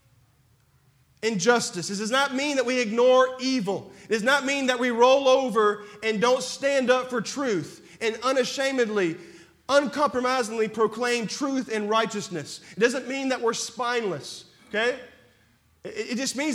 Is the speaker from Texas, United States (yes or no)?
yes; Texas, United States; I'm from Texas